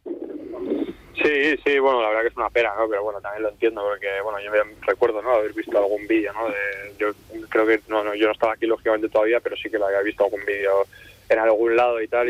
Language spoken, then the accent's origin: Spanish; San Sebastián, Basque Country, Spain; now in Santander, Spain; soy de Donosti